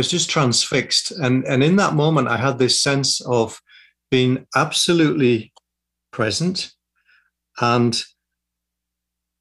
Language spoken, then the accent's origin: English; Yorkshire and the Humber, United Kingdom; also born or lived in London; now in Sussex, United Kingdom; I grew up in West Yorkshire in the north of England.